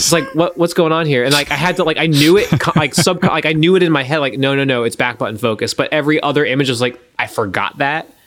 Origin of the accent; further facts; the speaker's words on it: Gulf Coast, United States; I grew up on the Gulf